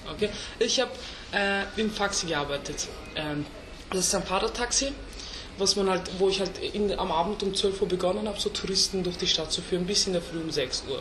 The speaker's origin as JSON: {"language": "German", "region": "Vienna", "country": "Austria", "tie": "born or raised there", "first_language": "Turkish", "second_language": "German", "said": "ich bin Österreicher mit türkischen Wurzeln"}